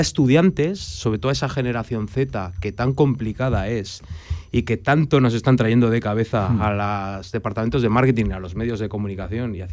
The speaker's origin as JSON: {"language": "Spanish", "region": "Aragon", "country": "Spain", "said": "Yo soy muy aragonés"}